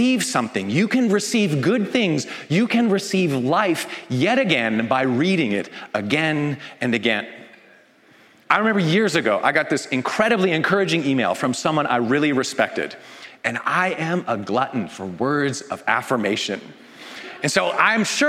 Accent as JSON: {"language": "English", "country": "Canada", "said": "I'm Canadian"}